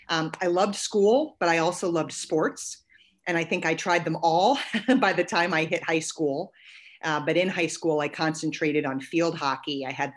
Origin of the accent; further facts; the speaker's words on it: Ellicott City, Maryland, United States; So I grew up in Ellicott City, Maryland, a classic suburban American town that's about halfway between Baltimore and Washington, D.C. I'm the product of the fantastic Howard County Public School System.